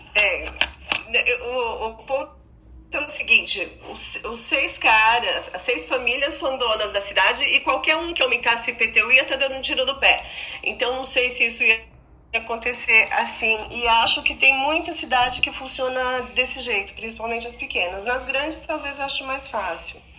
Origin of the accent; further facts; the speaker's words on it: Águas de Lindóia, São Paulo, Brazil; Águas de Lindóia, eu sou de Águas de Lindóia